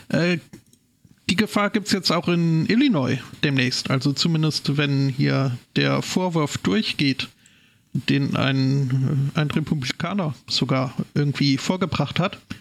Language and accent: German; Scotland, United Kingdom; spezieller ohne Schottland, noch spezieller ohne meine Heimatstadt